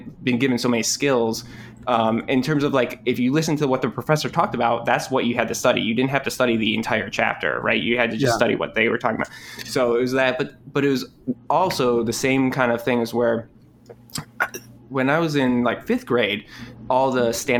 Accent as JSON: {"language": "English", "town": "Rochester", "region": "New York", "country": "United States", "tie": "born or raised there", "said": "I grew up in upstate New York, Rochester, New York."}